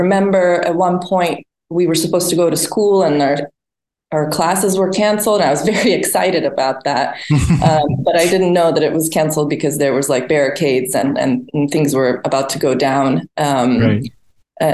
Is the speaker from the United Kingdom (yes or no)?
no; Sarajevo, Bosnia & Herzegovina; also born or lived in Switzerland; now in Sweden; I was born in Sarajevo, Bosnia and Herzegovina, which was part of Yugoslavia at the time